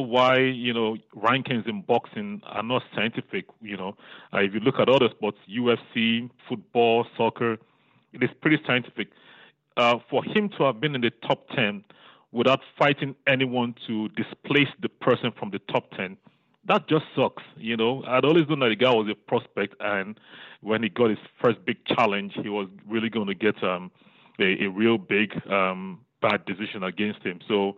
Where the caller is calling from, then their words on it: Bridgetown, Saint Michael, Barbados; Kenneth, I'm here from Bridgetown, Barbados.